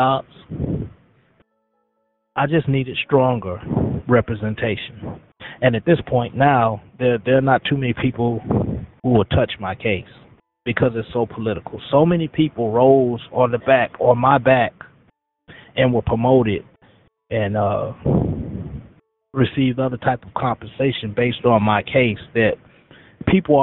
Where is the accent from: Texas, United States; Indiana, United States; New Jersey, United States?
Indiana, United States; Gary; My childhood, I grew up in Gary, Indiana, in a single-parent home